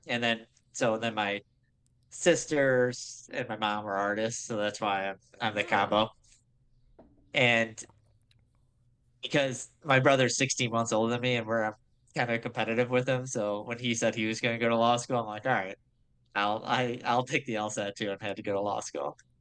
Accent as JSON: {"language": "English", "town": "Grosse Pointe", "region": "Michigan", "country": "United States", "tie": "born or raised there", "said": "I grew up in Grosse Pointe, which is like the affluent suburb out of uh, by Detroit"}